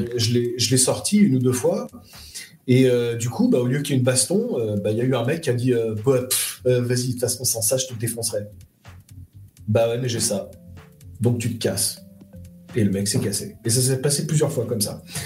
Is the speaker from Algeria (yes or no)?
no; France; je suis un Français moyen